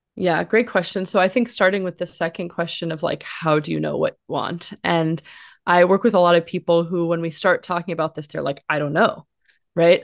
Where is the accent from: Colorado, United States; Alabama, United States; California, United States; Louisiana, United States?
California, United States; Los Angeles; I grew up in Los Angeles, um, one of the one of the rare ones who was from here and came back here